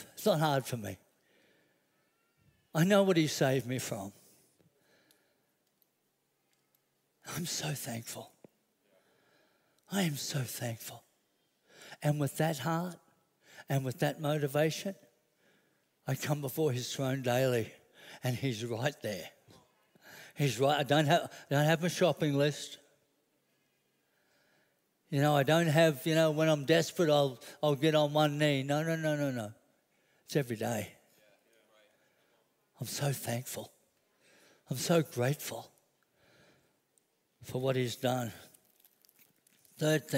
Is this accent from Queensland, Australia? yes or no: yes; Brisbane, Queensland, Australia; I grew up in Wynnum